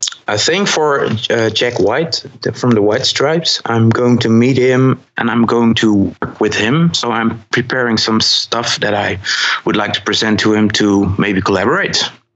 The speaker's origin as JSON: {"language": "English", "town": "Eindhoven", "region": "North Brabant", "country": "Netherlands", "said": "I'm from Eindhoven, the Netherlands"}